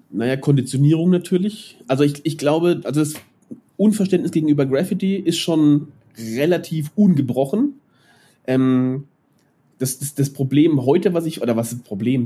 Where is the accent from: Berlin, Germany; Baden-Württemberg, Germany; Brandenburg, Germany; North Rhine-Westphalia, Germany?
Baden-Württemberg, Germany; Mannheim; now in Nuremberg, Germany; ich bin, ich bin in Neckarstadt aufgewachsen